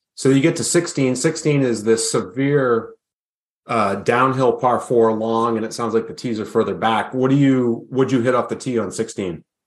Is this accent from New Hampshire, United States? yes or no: yes; New Hampshire, United States; my home state